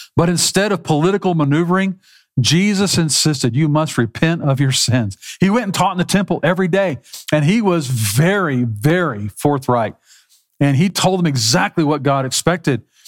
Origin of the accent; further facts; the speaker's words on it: South Texas, United States; Growing up in South Texas